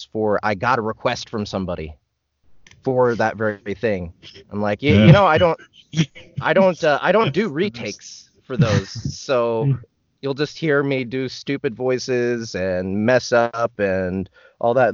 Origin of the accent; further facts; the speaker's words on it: Kansas City, United States; I'm born and raised in Kansas City